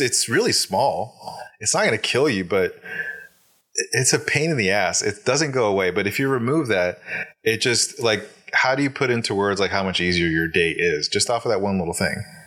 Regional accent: Alaska, United States; I'm born and raised in Alaska, uh, in a Hispanic household

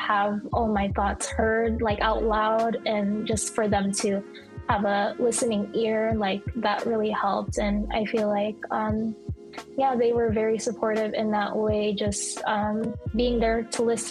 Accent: United States; as a Filipino American second generation, that's, you know, I'm second generation Filipino

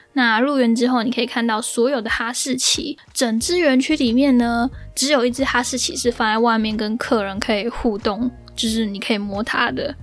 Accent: Taiwan; 我是一个非常非常怕冷的人，就是那种我觉得我自己应该是在本卡曼谷出生的台妹，而不是台湾人的那种。

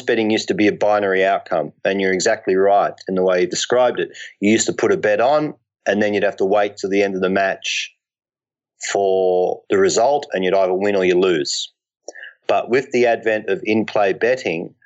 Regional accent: Ireland; I'm Irish by background.

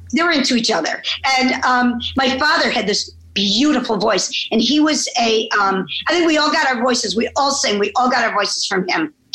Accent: Chicago, Illinois, United States; moved away as an adult; now in New York City, United States; I was born in Chicago. I came to New York to go to college uh, at Barnard, and I never left

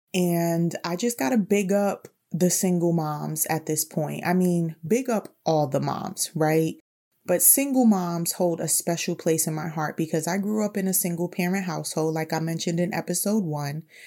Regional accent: New York City, New York, United States; also born or lived in Bronx; I consider myself someone who grew up in the heights

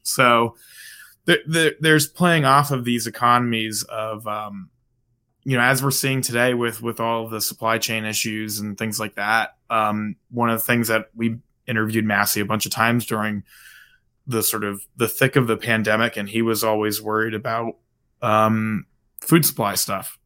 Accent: New Jersey, United States; moved away; I'm originally from New Jersey

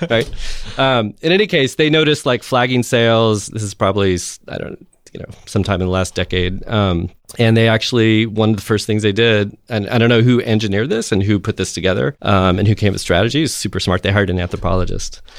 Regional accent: Texas, United States; I'm from Texas

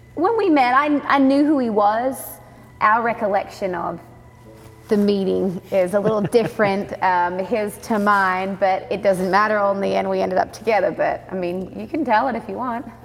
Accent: Australia; moved away as an adult; also born or lived in Nashville, Tennessee; now in Texas, United States; born and raised in Australia. I grew up in a rodeo family

